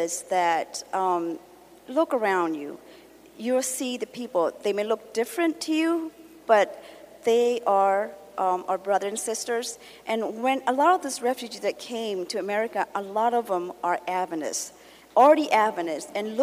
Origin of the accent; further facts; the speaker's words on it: Myanmar; now in United States; I am originally from Burma, and I can speak Korean and Burmese.